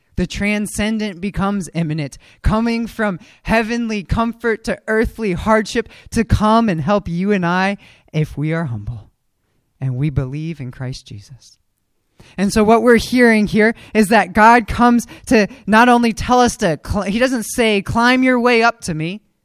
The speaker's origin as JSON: {"language": "English", "town": "Frederick", "region": "Maryland", "country": "United States", "tie": "born or raised there", "said": "I grew up in Frederick"}